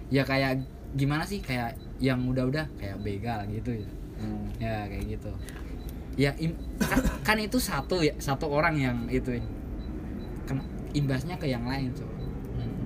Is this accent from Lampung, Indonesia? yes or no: yes; Kalianda, Lampung, Indonesia; kampung saya itu di Kalianda Lampung